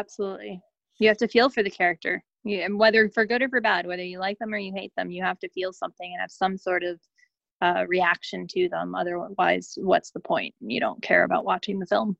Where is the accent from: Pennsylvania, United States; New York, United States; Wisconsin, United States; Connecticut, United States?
Connecticut, United States; moved away as an adult; also born or lived in Boston, Massachusetts; now in Los Angeles, United States; I'm from Connecticut originally